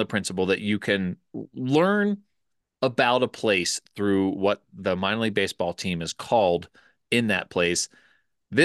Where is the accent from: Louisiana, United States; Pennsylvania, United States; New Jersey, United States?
Pennsylvania, United States; It is set in Pennsylvania residents, of which I was one. I grew up